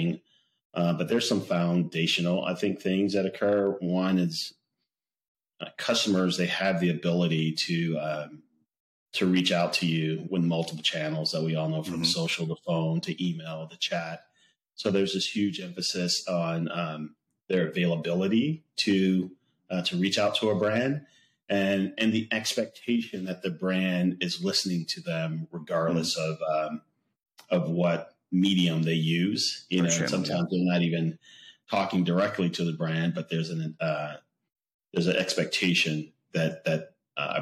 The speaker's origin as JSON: {"language": "English", "region": "the South", "country": "United States", "tie": "born or raised there", "said": "I grew up in the South"}